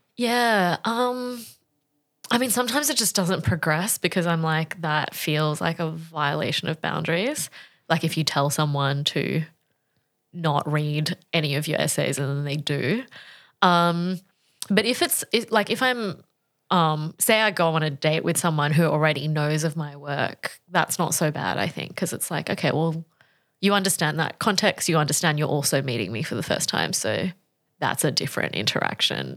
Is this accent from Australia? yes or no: yes; Australia; I grew up in Australia in the nineties